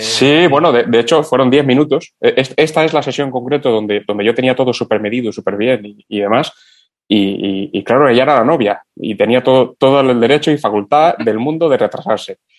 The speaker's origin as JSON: {"language": "Spanish", "country": "Cuba", "tie": "born or raised there", "moved": "yes", "said": "yo de niño, aún en Cuba"}